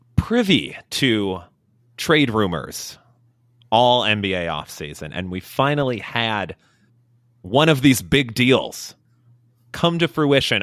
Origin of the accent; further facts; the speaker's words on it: Illinois, United States; moved away; we got it celebrated in Illinois. We wouldn't have school on those days